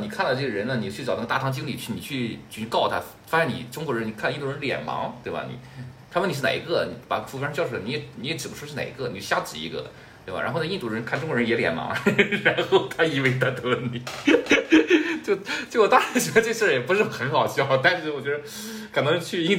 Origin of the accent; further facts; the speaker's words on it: Canada; 那我作为一个加拿大人，脱口秀我不是擅长嘛？